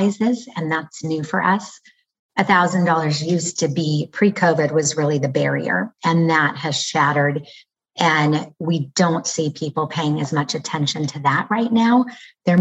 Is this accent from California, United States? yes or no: yes; Lafayette, California, United States; I grew up in Lafayette, California. So here I am back in the same city that I have lived most